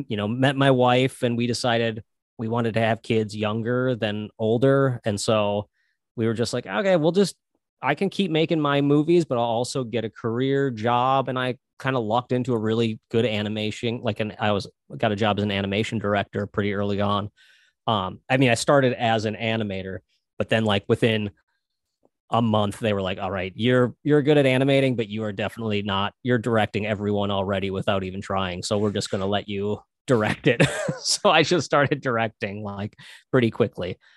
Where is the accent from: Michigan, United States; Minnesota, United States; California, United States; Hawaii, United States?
Minnesota, United States; I'm from Minnesota